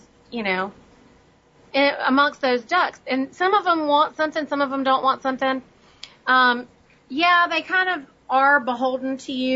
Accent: India; now in United States; I'm from India

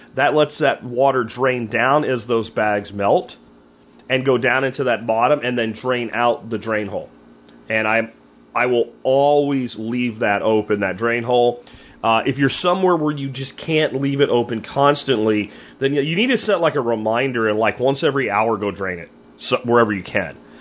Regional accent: Pennsylvania, United States; moved away; when I grew up in Pennsylvania

